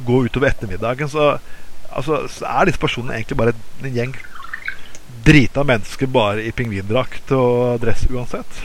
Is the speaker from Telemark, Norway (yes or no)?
yes; Skien, Telemark, Norway; now in Bergen, Norway; jeg kommer fra Skien. og som hadde stor papirindustri tidligere